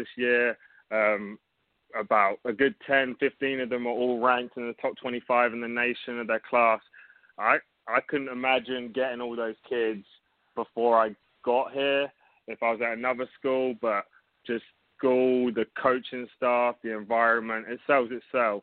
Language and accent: English; England, United Kingdom; moved away as an adult; now in Myrtle Beach, United States; I'm from England originally. I came over to America